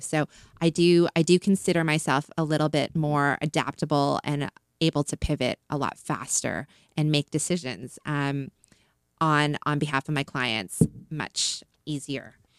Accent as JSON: {"language": "English", "country": "Canada", "also_born_or_lived": "China", "moved": "as an adult", "said": "I'm Canadian, so I always, I always led with being Canadian first, being from Canada"}